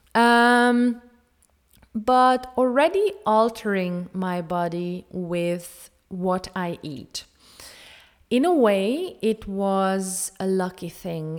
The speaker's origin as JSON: {"language": "English", "country": "Hungary", "tie": "born or raised there", "said": "I am from Hungary. I have grown up on a traditional Hungarian diet"}